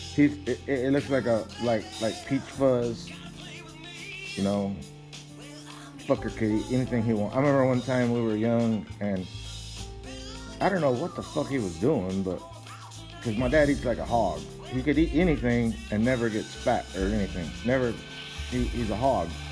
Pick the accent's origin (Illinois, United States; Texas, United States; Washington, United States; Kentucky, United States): Texas, United States; We're from Texas, the fucking flatlands, the land of the Comanches.